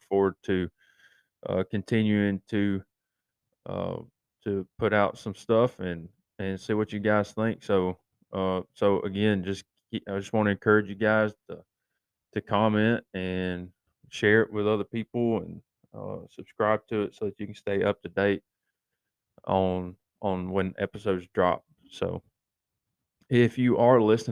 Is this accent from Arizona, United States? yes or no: no; East Tennessee, United States; growing up in East Tennessee in my high school days